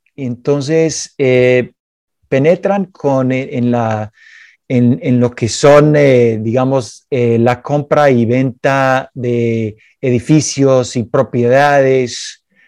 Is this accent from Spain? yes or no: no; Chicago, Illinois, United States; Spanish is a second language; Yo soy de Chicago y Chicago obviamente tiene la gran fama de ser eh, la ciudad mafiosa de los Estados Unidos